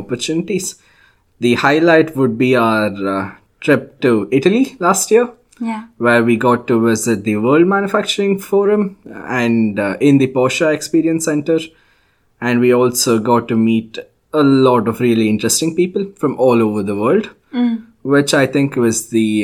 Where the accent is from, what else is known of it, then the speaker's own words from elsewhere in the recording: India; moved away as an adult; now in Gothenburg, Sweden; I'm originally from India, but I have been in Sweden for a little over 3.5 years now.